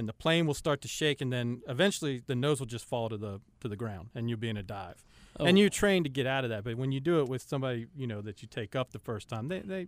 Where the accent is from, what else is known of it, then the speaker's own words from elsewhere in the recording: Cincinnati, Ohio, United States; Yeah, I am from the great state of Ohio. I grew up in Cincinnati, Ohio.